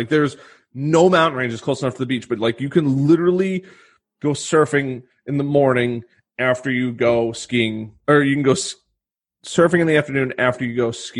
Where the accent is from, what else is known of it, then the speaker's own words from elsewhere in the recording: New York, United States; I came from New York has the top 3 highest.